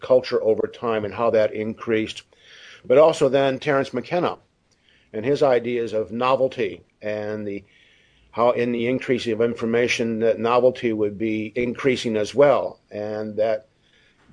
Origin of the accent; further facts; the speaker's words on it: the Midwest of the United States, United States; moved away as an adult; also born or lived in Boulder, Colorado; now in Australia; I grew up in the Midwest of the United States on a rural property, a farm